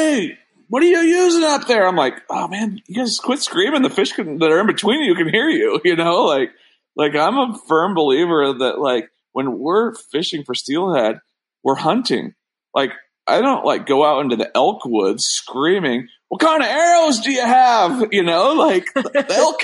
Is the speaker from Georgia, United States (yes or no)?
no; Sandy River, Oregon, United States; growing up on the Sandy River